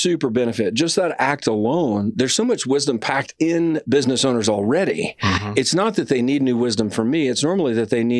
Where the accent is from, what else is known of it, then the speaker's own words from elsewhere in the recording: Alabama, United States; I'm from Alabama